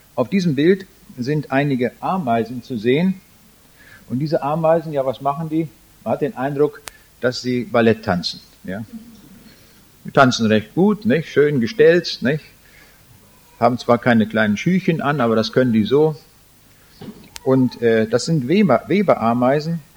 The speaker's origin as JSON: {"language": "German", "country": "Germany", "also_born_or_lived": "Braunschweig", "said": "als Deutsche"}